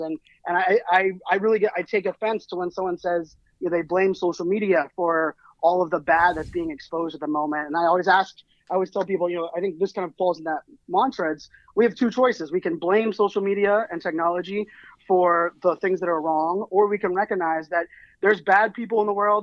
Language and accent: English; Pittsburgh, Pennsylvania, United States; moved away; I grew up in Pittsburgh, Pennsylvania, and you know, uh, even some of my family that are still there, they've never left the city or the state